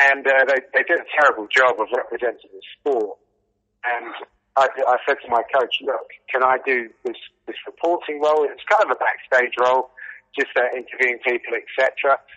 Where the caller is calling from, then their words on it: Radlett, East of England, United Kingdom; I'm just north of London in a town called Radlett.